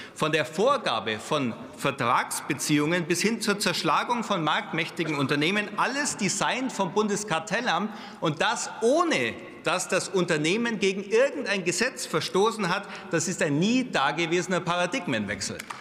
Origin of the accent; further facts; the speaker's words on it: Bavaria, Germany; als Bayer